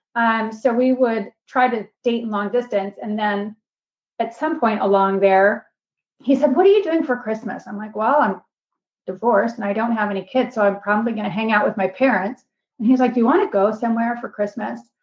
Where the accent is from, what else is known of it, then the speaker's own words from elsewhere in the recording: Seattle, Washington, United States; moved away as an adult; also born or lived in Bellingham, Washington / Houston, Texas; now in Greenville, United States; I grew up in Seattle. My dad still lives in the same house that I grew up